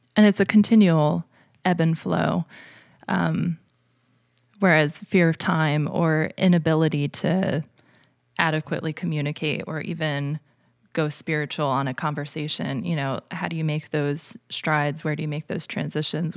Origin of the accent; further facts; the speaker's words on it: northern New Jersey, United States; moved away as an adult; now in Lancaster, United States; I grew up in northern New Jersey